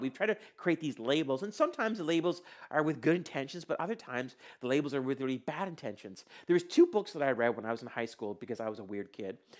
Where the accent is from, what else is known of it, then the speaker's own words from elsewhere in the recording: India; I was born in India